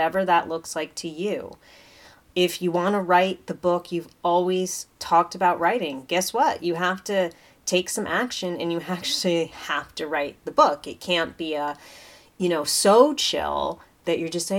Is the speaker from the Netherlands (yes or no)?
no; United States; as an American